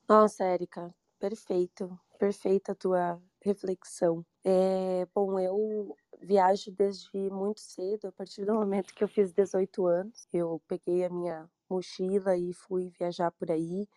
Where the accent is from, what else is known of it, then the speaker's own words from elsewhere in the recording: Brazil; Sou brasileira